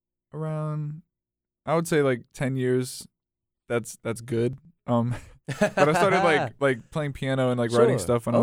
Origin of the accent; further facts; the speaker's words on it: Raleigh, North Carolina, United States; I'm from Raleigh, North Carolina.